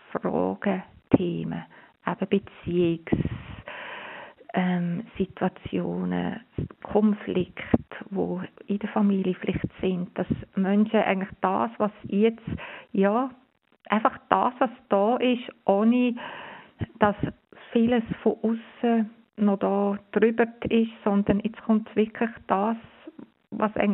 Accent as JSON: {"language": "German", "country": "Switzerland", "said": "wir haben jetzt bei uns in der Schweiz, wir sind privilegiert. Wir haben eine Regierung, wir haben ein Bundesamt, wo so sorgfältig, klar, immer wieder uns informiert."}